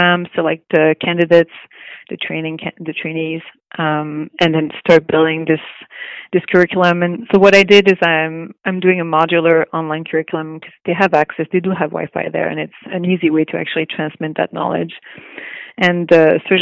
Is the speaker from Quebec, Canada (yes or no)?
yes; Montreal, Quebec, Canada; moved away as an adult; also born or lived in Los Angeles; now in Vancouver, Canada; I'm from Montreal. I'm French Canadian. And I did, I grew up there